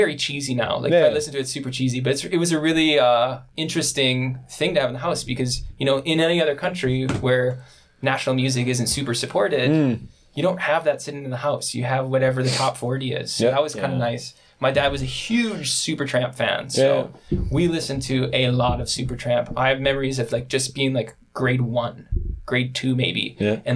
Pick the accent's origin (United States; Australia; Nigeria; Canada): Canada; Moose Jaw, Saskatchewan; born and raised in Saskatchewan